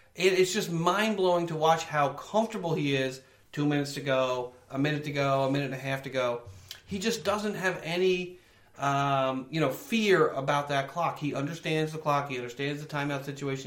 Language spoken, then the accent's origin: English; New York, United States; I grew up in New York